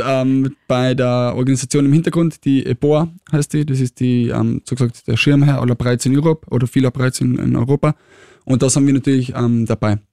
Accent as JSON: {"language": "German", "region": "Tyrol", "country": "Austria", "moved": "yes", "lives_now": "Vienna, Austria", "said": "ich komme aus Tirol"}